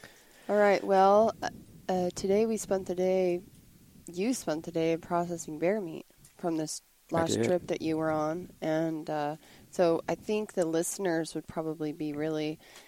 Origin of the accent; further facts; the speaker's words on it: the Rockies, Rocky Mountains, United States; now in Washington, United States; where I grew up in the Rockies